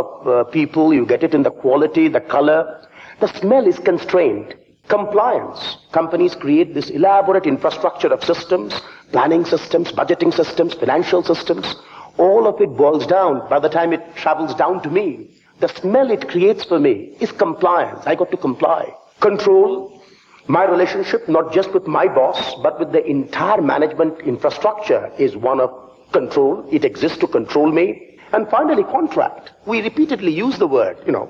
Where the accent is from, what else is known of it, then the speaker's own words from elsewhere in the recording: Kolkata, West Bengal, India; also born or lived in Fontainebleau, France; now in London, United Kingdom; I come from India, from the eastern part of India. My hometown is the city of Calcutta.